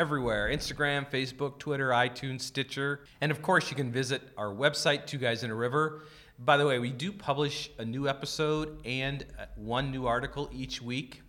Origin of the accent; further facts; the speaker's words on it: the West, United States; growing up in the West and sp-, spending all my learning years in the West